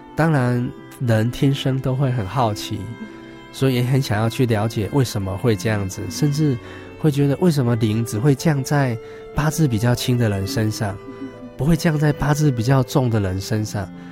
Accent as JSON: {"language": "Chinese", "country": "Taiwan", "tie": "born or raised there", "said": "乡村长大的小孩"}